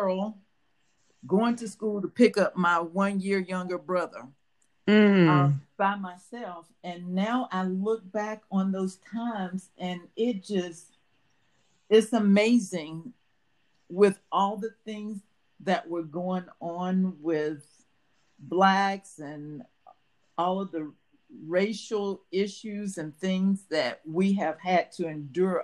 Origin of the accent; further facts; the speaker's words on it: Rocky Mount, North Carolina, United States; also born or lived in Richmond, Virginia / Greenville, North Carolina; I was born here in Rocky Mount. After about a year or so, my family moved to Richmond, Virginia. And after living there for about 8 years, my mom and my brother and sister and I, we came back to North Carolina, Rocky Mount